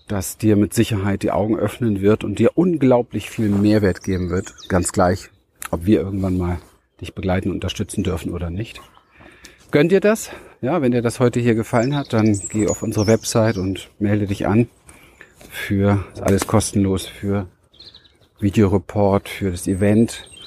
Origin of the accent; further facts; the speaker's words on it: Berlin, Germany; Ich komme aus den Ghettos von Berlin bin wirklich in Mangel und Armut und Terror.